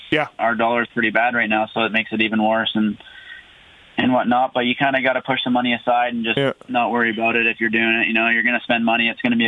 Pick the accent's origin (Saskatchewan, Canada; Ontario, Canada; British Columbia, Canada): British Columbia, Canada; Prince George; the Prince George National, my hometown national there last year.